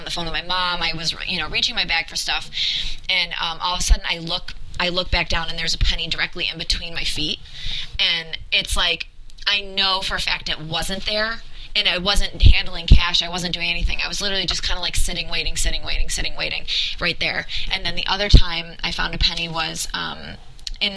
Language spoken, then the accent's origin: English; New York, United States; I grew up in New York